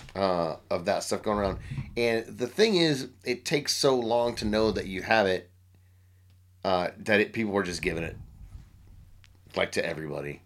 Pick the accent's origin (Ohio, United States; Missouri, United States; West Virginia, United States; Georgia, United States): Missouri, United States; Grandview; in Kansas City, Missouri